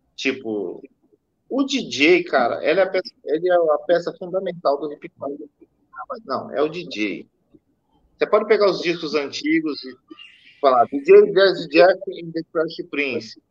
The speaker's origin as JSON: {"language": "Portuguese", "country": "Brazil", "said": "nós somos brasileiros"}